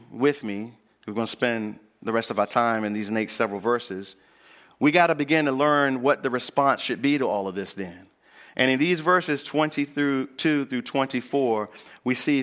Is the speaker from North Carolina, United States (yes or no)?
yes; Northampton County, North Carolina, United States; I grew up here in North Carolina. And I grew up in Northampton County, where we mostly grow peanuts, cotton, and corn, and some soybean.